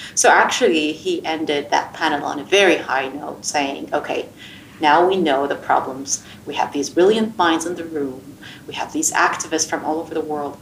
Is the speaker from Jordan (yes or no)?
yes; Jordan; growing up in Jordan and wanting to be a doctor